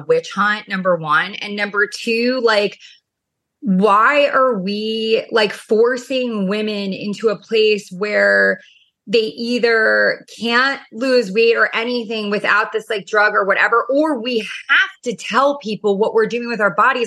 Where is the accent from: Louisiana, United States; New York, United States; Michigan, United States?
New York, United States; now in Orange County, United States; I'm obviously from New York and, you know, Orange County.